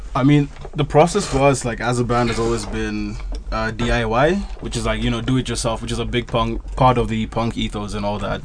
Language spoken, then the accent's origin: English; Kenya; we're coming from Kenya as a punk band